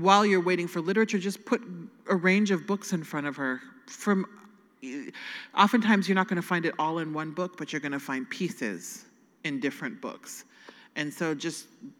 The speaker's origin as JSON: {"language": "English", "region": "Nebraska", "country": "United States", "said": "I'm from Nebraska."}